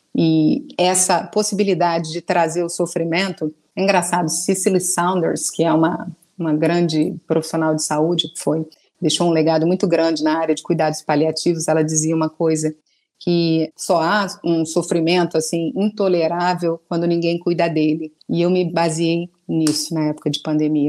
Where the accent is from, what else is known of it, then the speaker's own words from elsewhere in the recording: Rio de Janeiro, Brazil; sou carioca